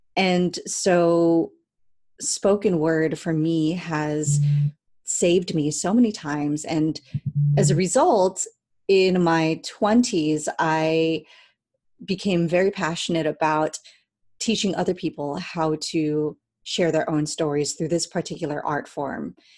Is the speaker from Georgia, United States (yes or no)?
no; Cerritos, California, United States; now in Long Beach, United States; I grew up in Cerritos, California